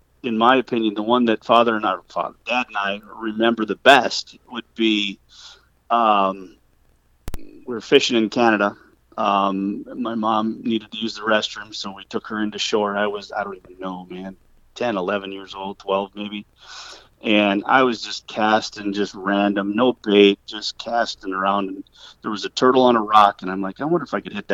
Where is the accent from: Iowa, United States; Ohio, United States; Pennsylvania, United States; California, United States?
Iowa, United States; also born or lived in southern Minnesota; Originally born in southern Minnesota, around the Hayfield, Austin, Rochester area, and very young age moved to Iowa with my parents